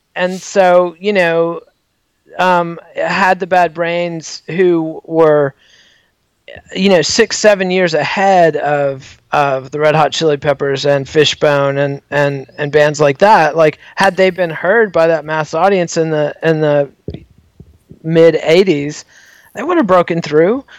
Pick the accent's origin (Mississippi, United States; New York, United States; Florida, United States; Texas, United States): Texas, United States; Borger; a kid growing up in Borger, Texas